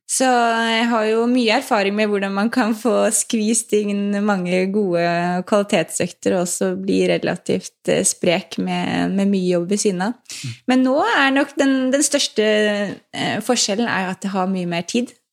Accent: Lommedalen, Akershus, Norway; og jeg vokste opp i Lommedalen eh, med en veldig sporty familie

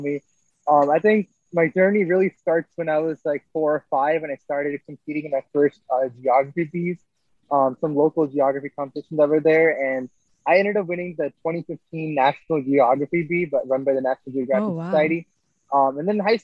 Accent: Edison, New Jersey, United States; moved away as an adult; I'm originally from Edison, New Jersey. I went to J.K. Stevens High School

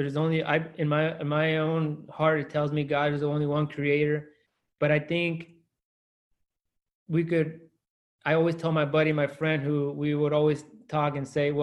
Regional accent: Salinas, California, United States; That Salinas is my hometown

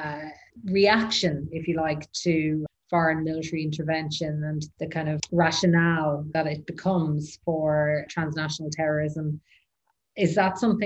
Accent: Ireland; I'm Irish, and obviously we had our issues in Northern Ireland for several decades.

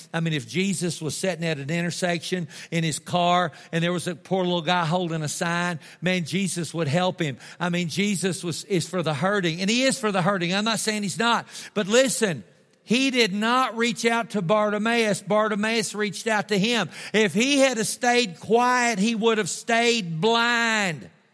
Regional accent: Tulia, Texas, United States; I'm from Tulia

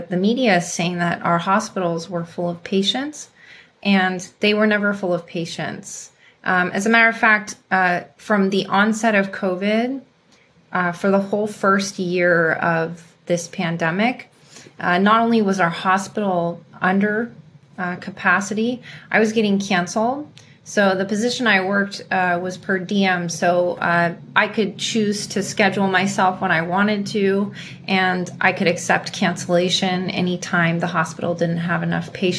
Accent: California, United States; also born or lived in Africa; I was born and raised in California.

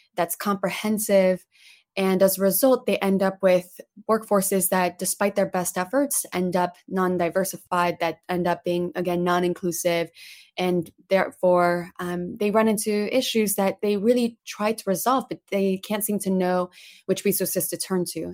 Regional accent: Plano, Texas, United States; English is a second language; also born or lived in Paris, France; by age 10, suddenly moved us from Paris, France to Plano, Texas. And so I grew up in Plano thereafter, struggled so much, couldn't speak English at the time

